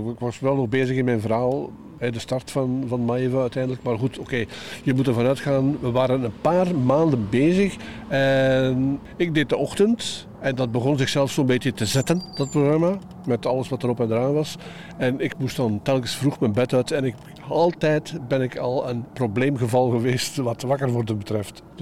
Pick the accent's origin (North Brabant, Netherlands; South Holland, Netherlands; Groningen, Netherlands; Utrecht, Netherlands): South Holland, Netherlands; Katwijk